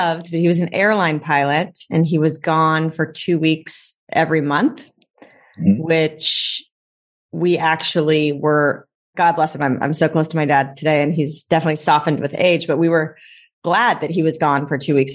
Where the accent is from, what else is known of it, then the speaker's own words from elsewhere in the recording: Long Beach, California, United States; I grew up in the LBC, Long Beach, okay. California.